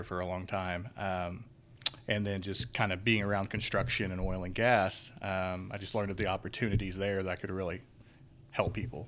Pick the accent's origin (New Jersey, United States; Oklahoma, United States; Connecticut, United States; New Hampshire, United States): Oklahoma, United States; Chelsea; I'm a native Oklahoman. I grew up in Chelsea, Oklahoma, thriving metropolis